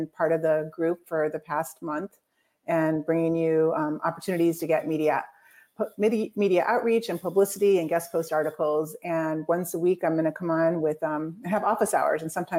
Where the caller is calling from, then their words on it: Celebration, Florida, United States; So welcome, Jabez, and I'm coming from Celebration, Florida.